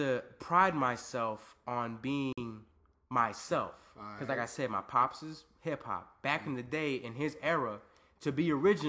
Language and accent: English; Virginia, United States; also born or lived in Germany; I'm Black and Puerto Rican. I grew up in Virginia. I'm a military brat. I was actually born in Germany.